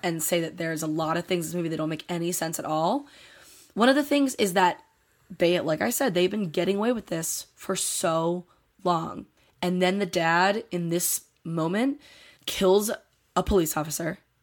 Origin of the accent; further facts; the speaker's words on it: Delaware County, Pennsylvania, United States; I'm from Delaware County, Pennsylvania.